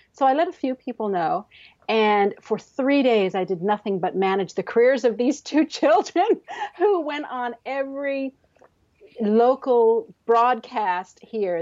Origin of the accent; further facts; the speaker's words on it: Canada; also born or lived in Newfoundland and Labrador; I'm a Canadian author living in the, in the province of Newfoundland and Labrador